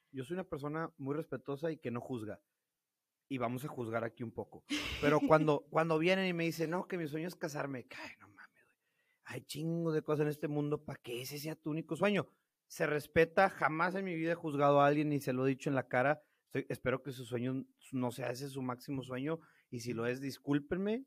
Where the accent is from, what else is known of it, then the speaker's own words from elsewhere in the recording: Piedras Negras, Coahuila, Mexico; accent: norteño; moved away as an adult; also born or lived in Monterrey; soy de Peraneras, Coahuila, eh, toda mi vida viví aquí, hasta que me fui a Monterrey a, estudiar